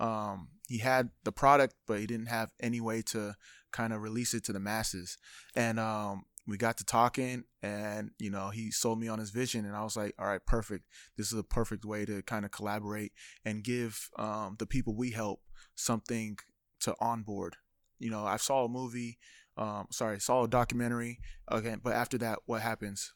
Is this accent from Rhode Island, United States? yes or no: no; Sacramento, California, United States; I was born in Sacra-, or raised in Sacramento